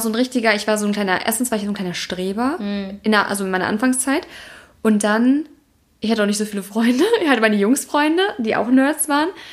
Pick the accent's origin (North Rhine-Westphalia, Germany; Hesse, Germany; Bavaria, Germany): North Rhine-Westphalia, Germany; Heinsberg; now in Cologne, Germany; Ich komme ja aus Kreis Heinsberg